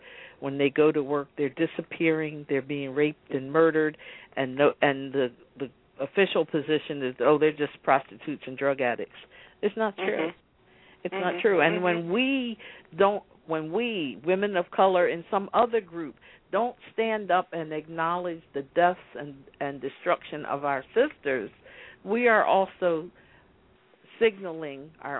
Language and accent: English; Philadelphia, Pennsylvania, United States; When I grew up in Philadelphia, I remember the teacher saying, oh, look at the base of the Statue of Liberty.